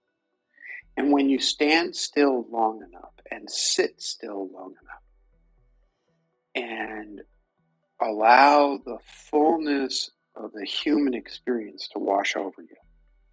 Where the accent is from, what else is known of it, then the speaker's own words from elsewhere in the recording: New York City, New York, United States; I'm from Brooklyn and I grew up a Yankees fan.